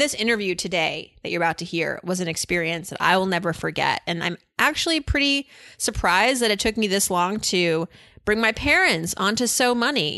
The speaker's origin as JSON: {"language": "English", "region": "East Coast", "country": "United States", "tie": "born or raised there", "said": "I'm Iranian, that uh, I grew up on the East Coast"}